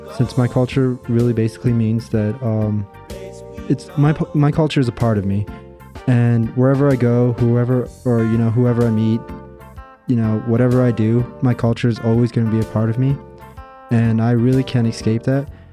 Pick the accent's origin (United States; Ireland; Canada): United States; Navajo Nation; I'm full Navajo